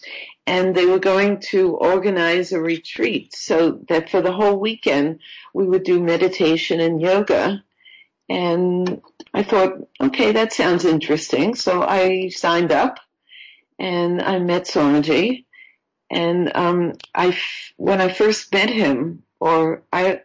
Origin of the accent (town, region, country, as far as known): New York, United States; moved away; also born or lived in Florida